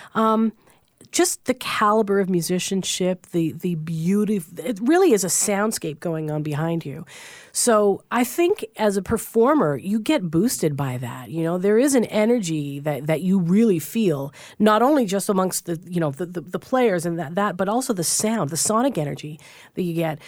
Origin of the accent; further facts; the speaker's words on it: Newfoundland and Labrador, Canada; I'm from Newfoundland